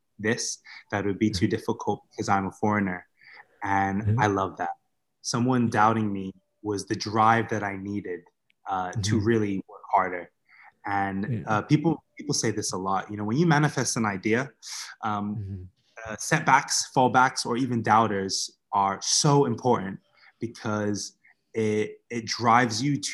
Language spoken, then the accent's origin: English; Bermuda; now in Vietnam; the community that I grew up in Bermuda, I guess you could describe it as a rough neighborhood